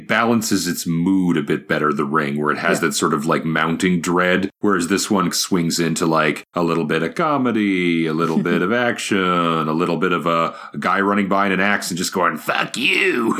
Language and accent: English; Georgetown, Ontario, Canada; a couple scenes are shot in my hometown.